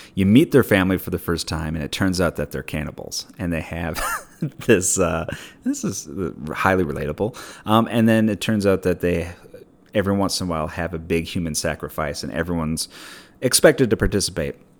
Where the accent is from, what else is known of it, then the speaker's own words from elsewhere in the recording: Minneapolis, Minnesota, United States; moved away; also born or lived in Pasadena; I worked at a liquor store growing up in Minneapolis